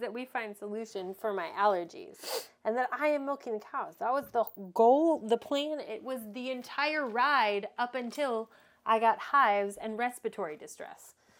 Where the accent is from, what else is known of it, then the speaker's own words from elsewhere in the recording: Texas, United States; People don't move from Texas, we're Texans